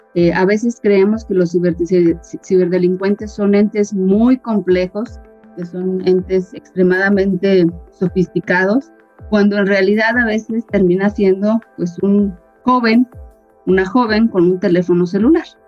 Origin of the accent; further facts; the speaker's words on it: Guanajuato, Mexico; also born or lived in Mexico City; guanajuatense de corazón, prácticamente crecí en el estado de Guanajuato